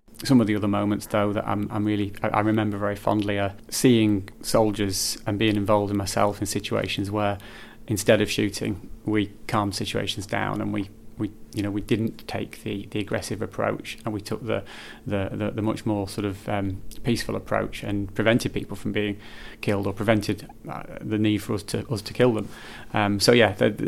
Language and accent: English; Morecambe, North West England, United Kingdom; also born or lived in Caton / Heysham / Bolton-le-Sands / Garstang; I'm from Morecambe and Lancashire really. Grew up in the area, born in Lancashire